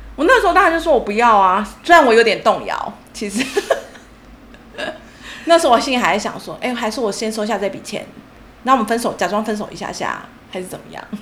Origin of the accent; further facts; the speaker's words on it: Taichung, Taiwan; moved away; 中间我两年我回台中去工作，因为我是台中人